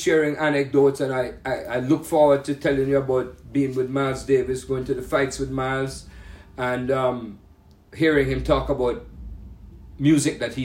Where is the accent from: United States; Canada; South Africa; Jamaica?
Jamaica; moved away; I come from Jamaica